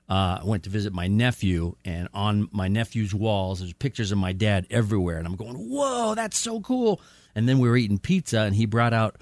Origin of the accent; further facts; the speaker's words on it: Roswell, New Mexico, United States; I was born in Roswell, New Mexico.